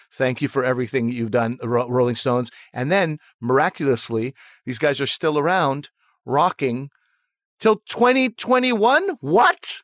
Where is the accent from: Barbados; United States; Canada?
Canada; I was trying to be as proud a Canadian as possible